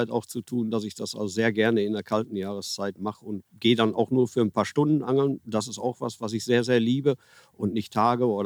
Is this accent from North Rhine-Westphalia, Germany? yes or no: yes; Herne, North Rhine-Westphalia, Germany; Also ursprünglich komme ich aus Herne und habe dort auch ganz viel die Kanäle meiner Umgebung beangelt.